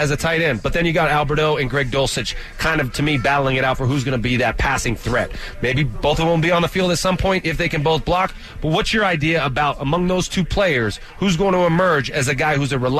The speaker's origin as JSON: {"language": "English", "region": "California", "country": "United States", "said": "I'm from California, but I'm not a surfer."}